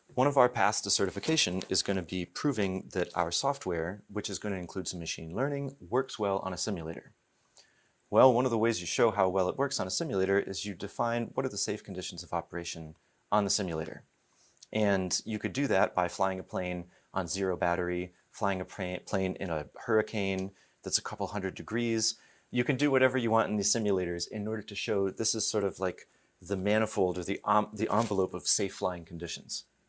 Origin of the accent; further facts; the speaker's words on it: East Coast, United States; also born or lived in Alsace, France; now in California, United States; I live in California, but I'm from the East Coast.